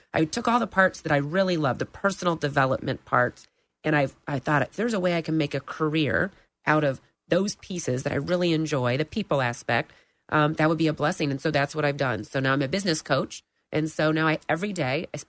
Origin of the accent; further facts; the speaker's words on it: Lake Mary, Florida, United States; also born or lived in St. Louis, Missouri / Atlanta, Georgia; I grew up in Lake Mary, went to Lake Mary Elementary and Lake Mary High School